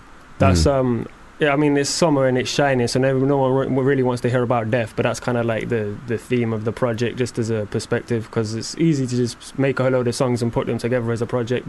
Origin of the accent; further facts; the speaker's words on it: Leicester, East Midlands, United Kingdom; I come from Leicester.